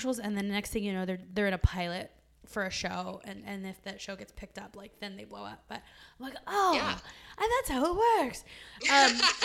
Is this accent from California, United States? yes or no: yes; San Diego, California, United States; moved away; I'm originally from San Diego